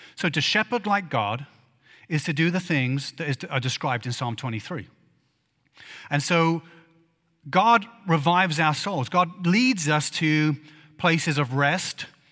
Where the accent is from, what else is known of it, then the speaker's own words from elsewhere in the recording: England, United Kingdom; moved away; I grew up in England